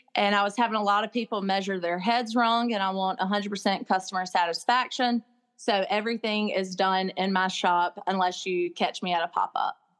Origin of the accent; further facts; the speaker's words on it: Crystal Springs, Mississippi, United States; also born or lived in Jackson Hole, Wyoming; I never dreamed I'd be back in Mississippi, much less the, uh, the hometown